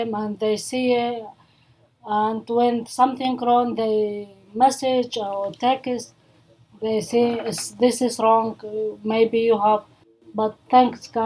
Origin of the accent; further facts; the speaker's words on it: Iraq; English is a second language; now in Melbourne, Australia; I'm from Iraq